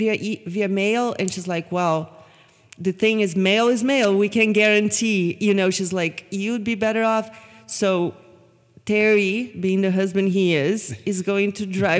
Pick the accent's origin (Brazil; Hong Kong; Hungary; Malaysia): Brazil; now in United States